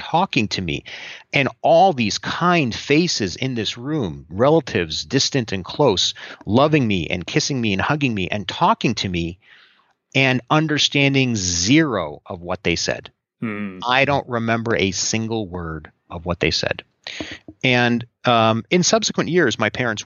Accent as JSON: {"language": "English", "region": "New Jersey", "country": "United States", "tie": "born or raised there", "also_born_or_lived": "Southern California", "said": "as a kid, we first lived in Southern California, then we moved out east to New Jersey when I was about 6 or 7 years old"}